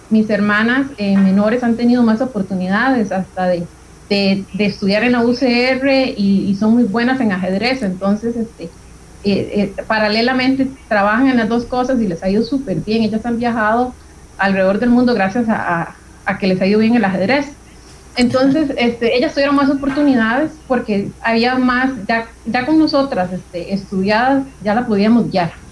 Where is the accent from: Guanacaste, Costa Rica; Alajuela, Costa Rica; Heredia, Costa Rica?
Alajuela, Costa Rica; San Ramón; Yo eh, tengo 34 años. Soy de San Ramón, específicamente de La Paz y en las montañas. Yo siempre digo, vivo como el de Heidi es en las puras montañas de La Paz de San Ramón.